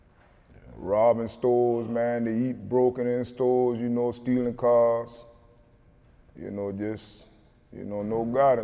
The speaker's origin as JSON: {"language": "English", "region": "South Carolina", "country": "United States", "tie": "born or raised there"}